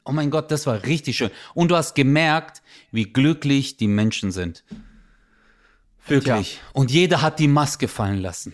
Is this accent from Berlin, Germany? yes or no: no; Stuttgart, Baden-Württemberg, Germany; moved away as an adult; now in Karlsruhe, Germany; Ich bin ja Stuttgarter